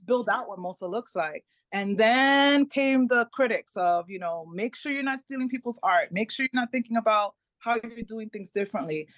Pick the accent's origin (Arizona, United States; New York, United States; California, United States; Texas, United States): New York, United States; first language Spanish; English is a second language; moved away as an adult; also born or lived in Melbourne, Florida; now in Tampa, United States; I was born in New York, raised in New York, but we live in Florida.